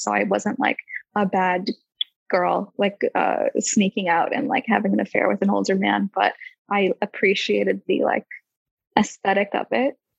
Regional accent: United States; now in London, United Kingdom; I'm an artist from America, but living in London

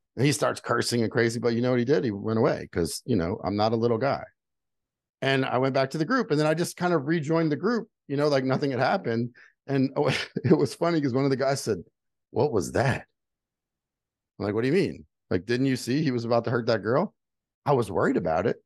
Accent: Houma, Louisiana, United States; moved away as an adult; also born or lived in Utah; I'm from South Louisiana, like the swamp. I was born six feet below sea level

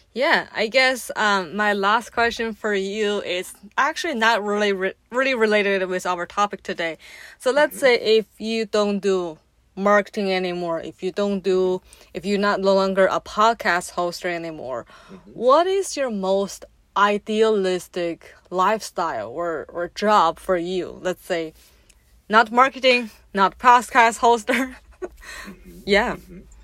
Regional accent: China; growing up in China as a in a traditional family home

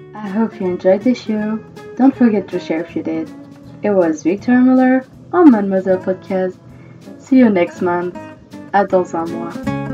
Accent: Île-de-France, France; I was born and raised in France, and I live there when I'm not traveling

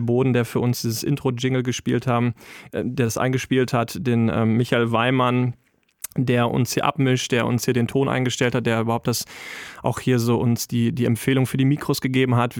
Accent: Wetter, Germany; komme gebürtig aus Wetter

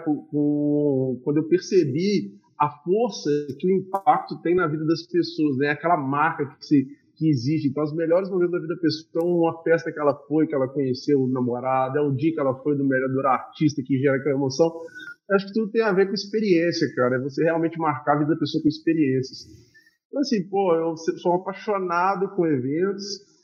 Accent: Juiz de Fora, Minas Gerais, Brazil; also born or lived in Ituiutaba; eu nasci em Tuiutaba, vim para Juiz de Fora com muito novo e vivi minha vida inteira aqui

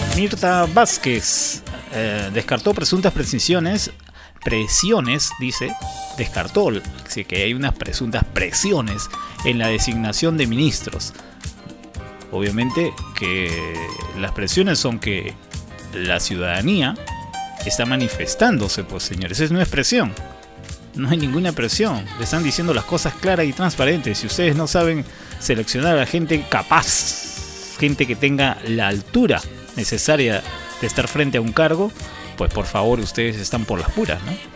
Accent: Peru

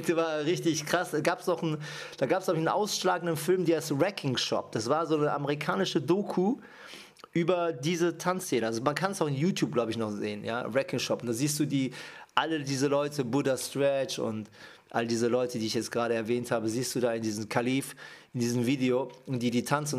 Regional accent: Düsseldorf, North Rhine-Westphalia, Germany; also born or lived in Japan; ich komme aus Düsseldorf. Gebürtig bin ich aus äh, Japan

